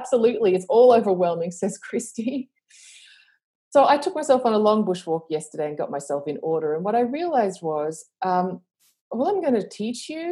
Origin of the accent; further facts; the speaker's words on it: Australia; accent: Australian; I live in Australia, obviously, with my accent, which is decreasing in global accent because I haven't been anywhere for a while.